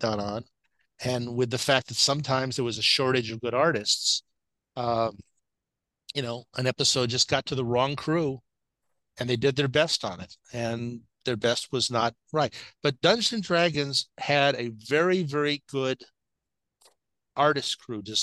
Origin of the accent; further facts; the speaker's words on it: Los Angeles, California, United States; When I grew up in West LA, my next door neighbor was a woman named Betty Lynn